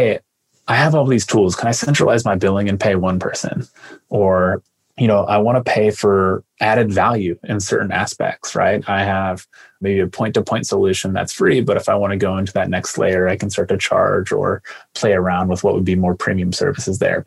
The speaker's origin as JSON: {"language": "English", "town": "Lima", "region": "Ohio", "country": "United States", "tie": "born or raised there"}